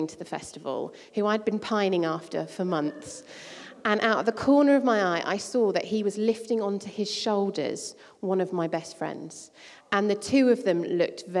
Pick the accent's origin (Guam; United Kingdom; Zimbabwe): United Kingdom; Croydon, London; I spent my teenage years growing up in Croydon, in South London